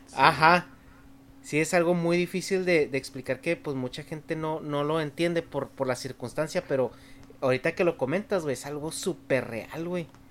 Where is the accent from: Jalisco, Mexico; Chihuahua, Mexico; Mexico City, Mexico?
Chihuahua, Mexico; first language Spanish; moved away as an adult; now in California, United States; me fui de allá de Chihuahua